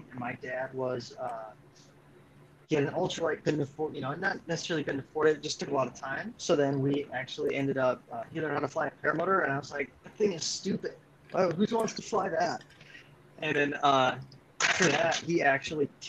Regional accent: Minnesota, United States; moved away as an adult; also born or lived in North Carolina; I'm originally from Minnesota, and then I moved to North Carolina

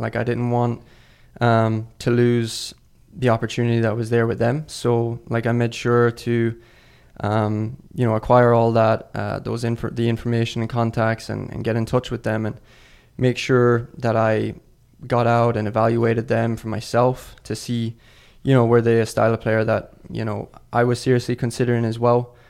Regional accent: Ireland; moved away as an adult; also born or lived in Mississippi, United States / Colorado, United States; now in United States; I'm originally from Ireland. I moved over to America in twenty seventeen to start college as a freshman in Mississippi.

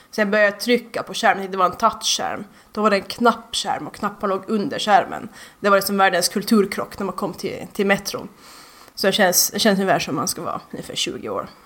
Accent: Mariehamn, Åland, Finland; born there; Fast jag har åländsk hembygdsrätt och är född i Mariehamns sjukhus, och Ålands centralsjukhus

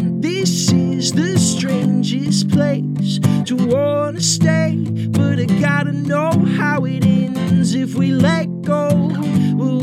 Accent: Tulsa, Oklahoma, United States; moved away as an adult; now in Nashville, United States; I grew up in Tulsa.

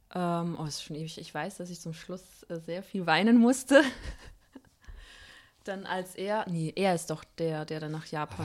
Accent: Fuldatal, Hesse, Germany; aus Fuldatal, Iringshausen.

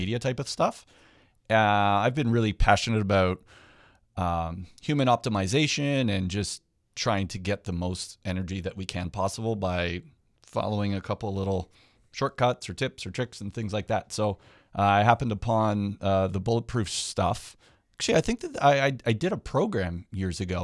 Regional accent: Hamilton, Ontario, Canada; now in Niagara, Canada; I'm actually from Hamilton. I live in Niagara now

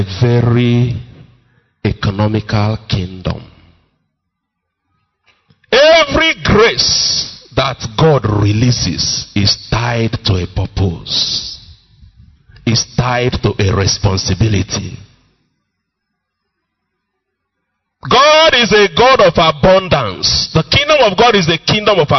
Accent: Enugu-Ezike, Enugu State, Nigeria; moved away; my hometown, you know, Umuahu, Enugu, Ezike

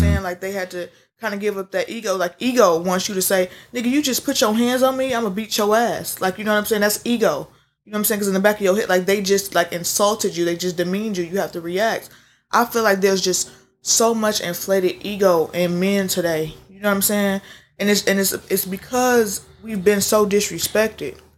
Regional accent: Midwest, United States; we all from the Midwest, but we came from the South. My people came from Alabama.

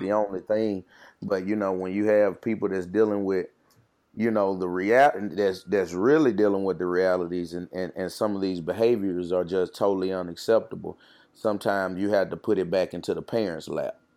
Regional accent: Jackson, Mississippi, United States; I'm from Jackson, Mississippi, born and raised and bred in West Jackson

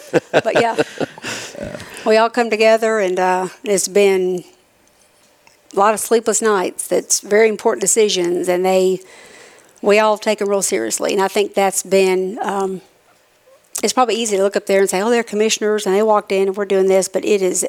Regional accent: Manatee County, Florida, United States; now in Tennessee, United States; I grew up in Manatee County.

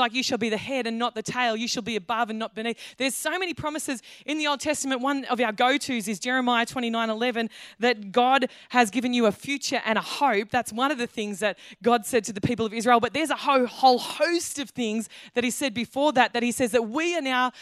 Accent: Australia; as an Australian

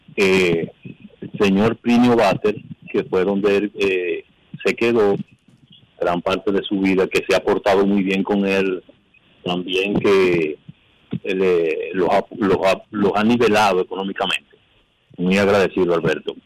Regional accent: San José de Ocoa, Dominican Republic; San José de Ocoa, que es mi pueblo

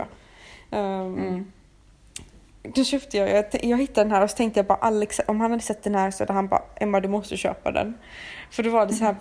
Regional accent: Sweden; som vi köper hemma i Sverige

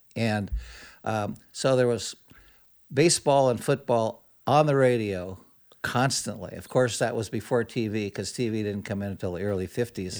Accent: Modesto, California, United States; Growing up in Modesto or young boyhood

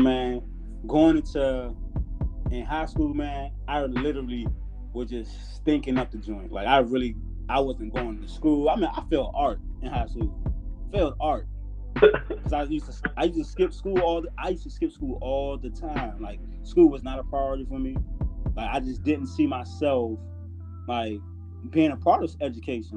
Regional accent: Portsmouth, Virginia, United States; moved away as an adult; I'm from Portsmouth, Virginia

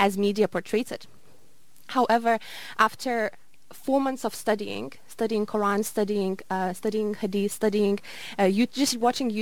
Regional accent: Lithuania; moved away as an adult; also born or lived in Glasgow; I am from Lithuania originally, and unfortunately in Lithuania there are zero Muslims

